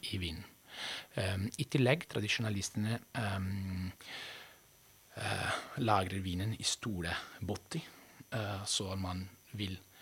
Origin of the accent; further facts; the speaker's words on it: Veneto, Italy; now in Norway; Jeg kommer fra Veneto.